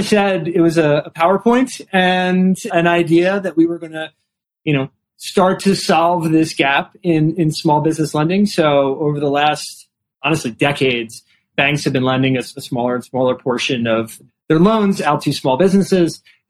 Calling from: New York, United States; Calling in from New York

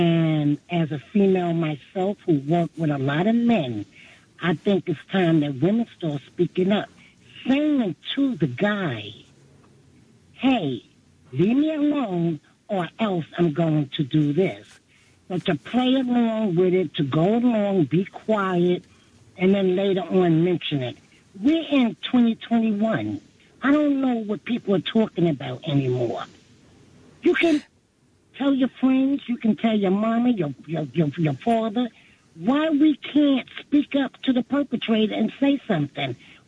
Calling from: New York City, New York, United States; I'm from Brooklyn, New York.

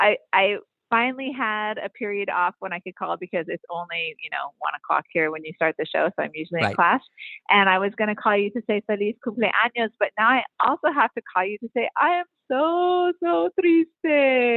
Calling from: Maui, Hawaii, United States; I'm calling from Maui.

